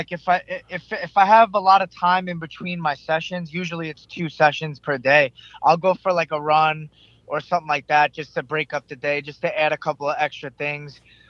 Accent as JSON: {"language": "English", "town": "Selden", "region": "New York", "country": "United States", "tie": "born or raised there", "said": "I was raised in Selden, New York, on Long Island."}